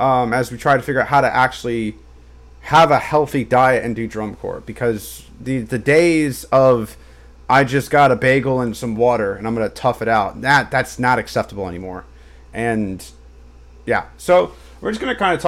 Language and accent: English; the American South, United States; As a Southerner and a Baptist